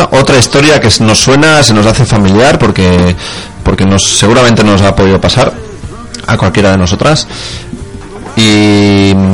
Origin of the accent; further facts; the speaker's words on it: Leganés, Community of Madrid, Spain; desde Madrid a, a San Sebastián, mm, porque bueno, de mi pueblo de donde era yo de Leganés.